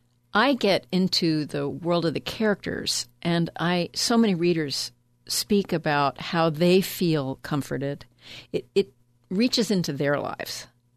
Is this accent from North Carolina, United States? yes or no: yes; North Carolina, United States; Nevertheless, it's a lot like the area where I grew up in North Carolina.